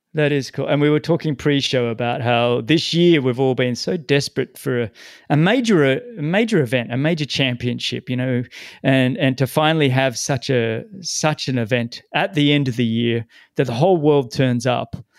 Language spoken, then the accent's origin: English; Sydney, New South Wales, Australia; moved away; my hometown, Sydney